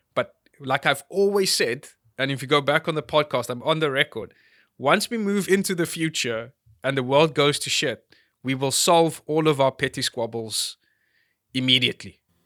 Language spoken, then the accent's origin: English; South Africa; I'm a South African